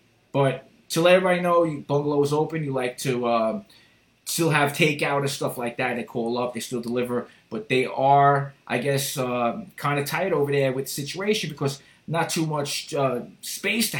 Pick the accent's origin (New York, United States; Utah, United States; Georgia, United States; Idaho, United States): New York, United States; New York City; my hometown, Rockaway